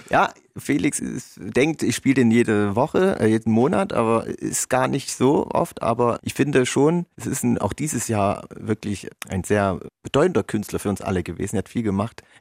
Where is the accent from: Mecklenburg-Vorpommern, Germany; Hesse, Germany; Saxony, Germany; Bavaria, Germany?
Saxony, Germany; Erzgebirge; Wir kommen aus dem Erzgebirge